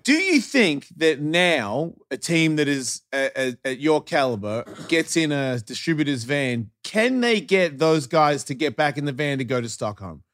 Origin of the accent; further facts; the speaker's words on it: Australia; being an Australian